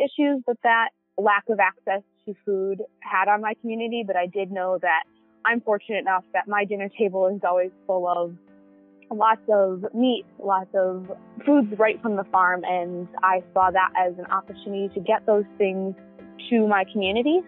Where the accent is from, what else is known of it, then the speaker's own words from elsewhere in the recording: Cass City, Michigan, United States; my hometown of Cass City